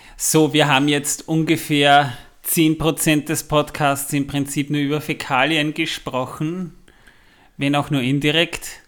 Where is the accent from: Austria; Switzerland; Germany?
Austria; Waldviertel, Lower Austria; ich komme aus dem Waldviertel